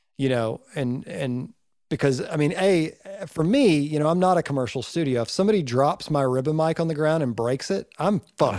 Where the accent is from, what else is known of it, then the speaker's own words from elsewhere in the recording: Northeast Georgia, United States; I'm from Northeast Georgia